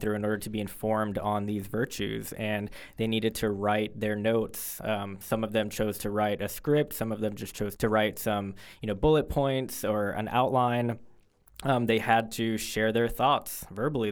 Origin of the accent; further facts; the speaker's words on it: Fort Lauderdale, Florida, United States; moved away; I'm originally from Fort Lauderdale, Florida